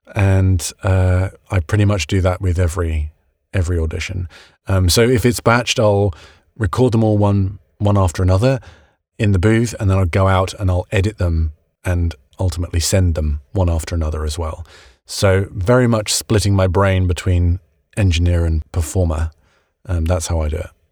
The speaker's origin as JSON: {"language": "English", "country": "United Kingdom", "moved": "yes", "lives_now": "United States", "said": "being a British guy in America"}